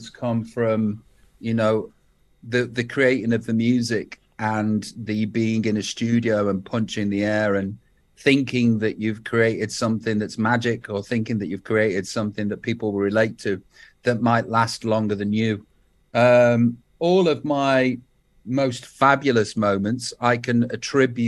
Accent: Stoke-on-Trent, West Midlands, United Kingdom; moved away; I'm still from Stoke

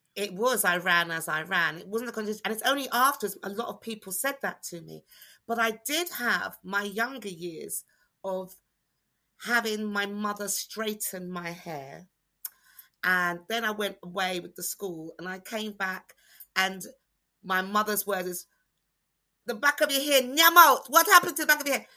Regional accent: United Kingdom; black British people, not the Caribbean experience because we didn't have that experience. We had being born here experience

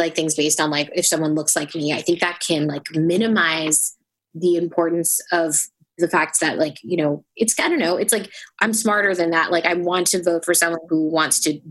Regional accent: United States; I'm Indian American. I was born here

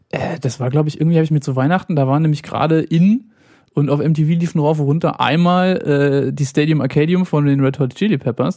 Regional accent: Hanover, Lower Saxony, Germany; Aber ich bin in Hannover geboren, lebe im Grunde mein ganzes Leben hier schon.

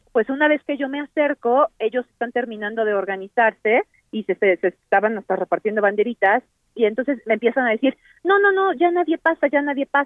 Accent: Cuauhtémoc, Mexico City, Mexico; yo soy de Cuauhtémoc

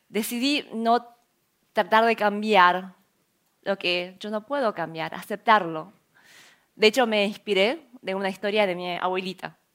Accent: South Korea; Spanish is a second language; now in Argentina; Nosotros habíamos emigrado de Corea a Argentina hacía seis años ya, eh, cuando no sabíamos nada de español ni sabíamos cómo íbamos a ganar, ganarnos las vidas.

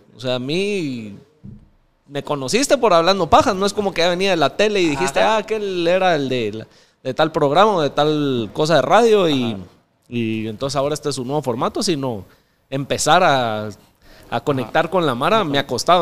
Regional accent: Mixco, Guatemala Department, Guatemala; me crecí en zona 8, ahí en San Cristóbal.

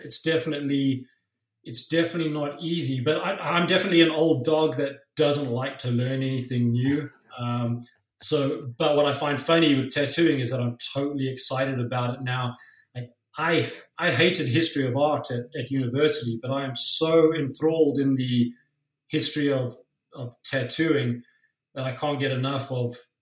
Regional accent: South Africa; now in Toronto, Canada; I grew up in South Africa

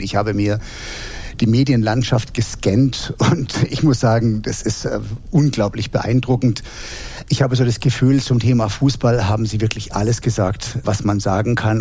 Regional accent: Heidelberg, Baden-Württemberg, Germany; Ich bin in Heidelberg groß geworden

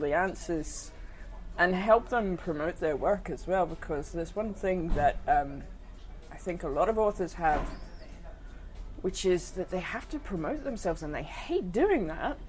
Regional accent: Australia; now in Glasgow, United Kingdom; I'm from Australia

